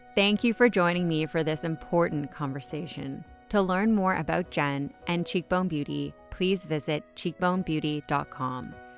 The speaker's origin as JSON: {"language": "English", "country": "Canada", "said": "as a Canadian"}